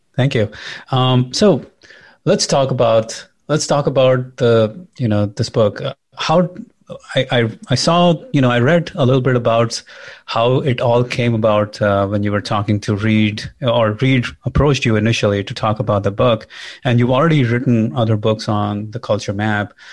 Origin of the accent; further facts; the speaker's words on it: India; moved away as an adult; now in United States; I'm an immigrant, I'm from India